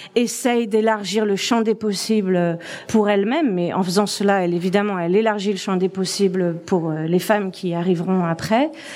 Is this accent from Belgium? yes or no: no; France; moved away as an adult; now in Toronto, Canada; je suis française. Euh, ça fait 15 ans que je vis à Toronto